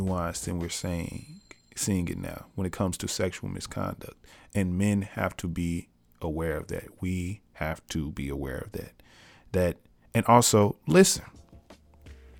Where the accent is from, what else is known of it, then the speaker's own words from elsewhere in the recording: United States; being African American